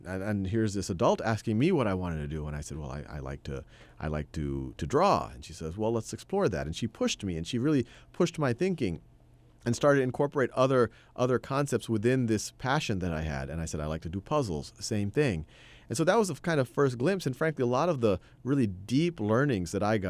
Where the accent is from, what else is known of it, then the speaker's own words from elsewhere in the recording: Metairie, Louisiana, United States; born there; I was born in Metairie, Louisiana. It's a suburb of New Orleans.